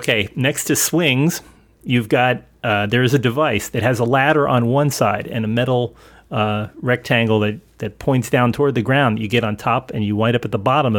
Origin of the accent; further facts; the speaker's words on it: Elizabeth, New Jersey, United States; moved away; And although I came from Elizabeth, it was not deep urban. It was just kind of we had spaces between our houses.